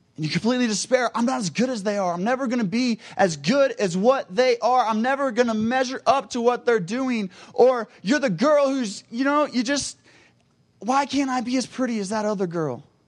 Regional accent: Cincinnati, Ohio, United States; I am from Cincinnati, Ohio

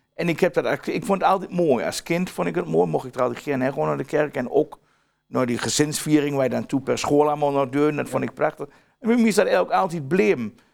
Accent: Twente, Overijssel, Netherlands; accent: Twents

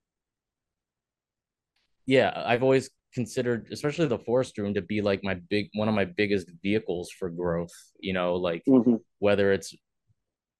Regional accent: Milford, Connecticut, United States; I grew up in Milford, Connecticut

